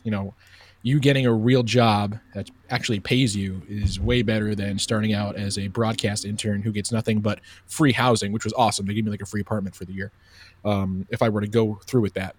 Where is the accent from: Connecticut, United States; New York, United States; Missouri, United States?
New York, United States; Oceanside; moved away as an adult; also born or lived in Bowling Green; I'm originally from Long Island, New York, a town called Oceanside